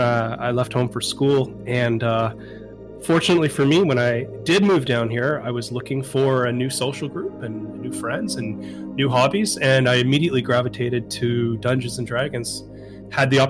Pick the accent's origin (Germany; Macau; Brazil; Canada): Canada; moved away as an adult; now in Southern California, United States; I'm a Canadian transplant living in Southern California. I packed up my wife and moved down here a couple of years ago